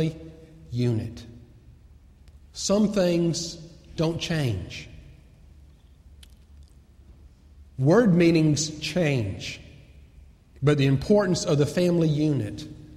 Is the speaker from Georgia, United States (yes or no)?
yes; Atlanta, Georgia, United States; I grew up in Atlanta